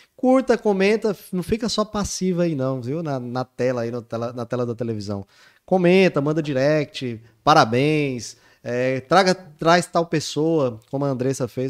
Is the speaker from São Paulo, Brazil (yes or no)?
no; Goiânia, Goiás, Brazil; moved away as an adult; also born or lived in Natal; eu quando tinha 18, 19 anos, eu tinha chegado em Natal, eu sou de Goiânia